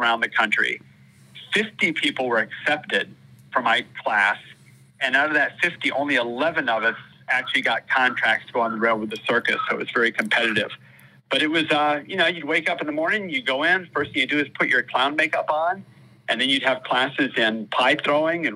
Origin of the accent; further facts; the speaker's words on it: Florida, United States; also born or lived in Holland, Michigan; I grew up in Florida. I was actually born in Holland, Michigan. Then we moved down to Florida.